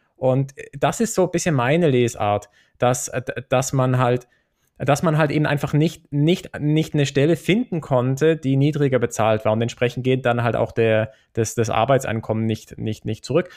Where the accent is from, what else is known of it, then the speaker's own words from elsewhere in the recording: Switzerland; bei uns in der Schweiz